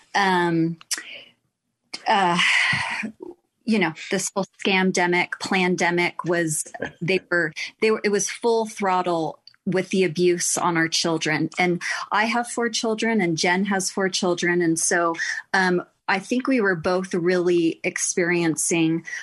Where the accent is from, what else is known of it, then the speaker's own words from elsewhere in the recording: Texas, United States; now in Utah, United States; I am also from Texas.